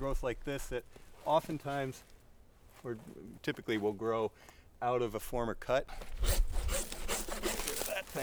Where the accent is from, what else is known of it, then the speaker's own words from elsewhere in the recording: Western New York, United States; now in Middlebury, United States; I'm from Western New York originally